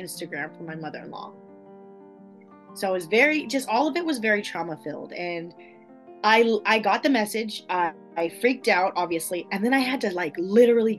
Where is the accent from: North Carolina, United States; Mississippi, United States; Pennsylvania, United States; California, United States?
California, United States; Southern; also born or lived in Sweden; I grew up in Southern California, and I lived there until I was 16, and then I moved to Northern California.